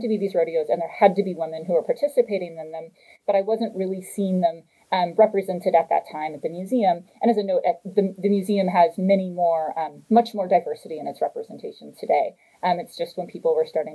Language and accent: English; small town in rural Texas, United States; So I'm from Texas. I'm from a small town in rural Texas.